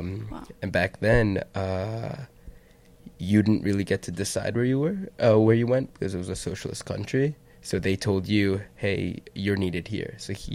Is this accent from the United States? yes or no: yes; Jericho, New York, United States; So, 21, male, from Long Island, born, raised in Jericho. Both my parents are Persian, but my mom was born in the U.S. But my dad was born in Iran.